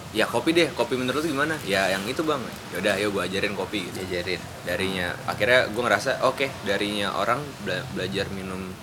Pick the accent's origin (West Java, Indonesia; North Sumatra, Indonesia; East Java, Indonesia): West Java, Indonesia; Bekasi; moved away as an adult; also born or lived in Yogyakarta; kota gue Bekasi